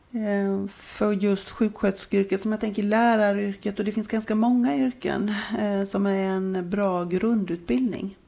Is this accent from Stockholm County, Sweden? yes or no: no; Jönköping, Jönköping County, Sweden; då växte jag upp eh, i Jönköping.